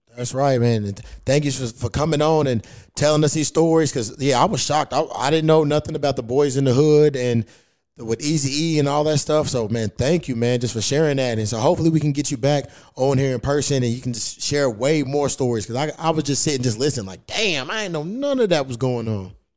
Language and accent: English; Louisville, Kentucky, United States; moved away; back in my hometown because uh, where I'm from, that's where the Breonna Taylor murder happened